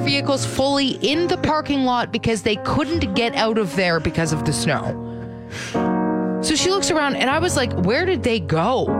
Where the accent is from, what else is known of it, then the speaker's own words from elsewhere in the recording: Ontario, Canada; moved away; we grew up in Ontario, which is a little less soft than Vancouver.